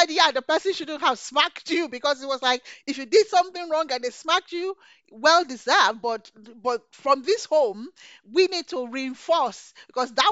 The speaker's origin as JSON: {"language": "English", "country": "Nigeria", "tie": "born or raised there", "said": "So growing up in Nigeria, my father didn't let me go queue up to welcome a governor."}